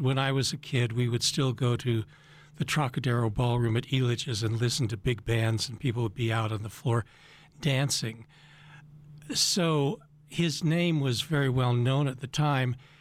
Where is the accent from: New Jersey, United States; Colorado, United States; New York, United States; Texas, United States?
Colorado, United States; Boulder; moved away as an adult; I was born in Boulder. I'm a rare Boulder native. And I went to Boulder High and graduated from Boulder High